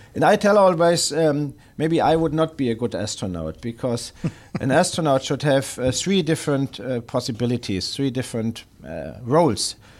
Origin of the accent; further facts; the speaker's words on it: Germany; moved away; home country or my former home country, Germany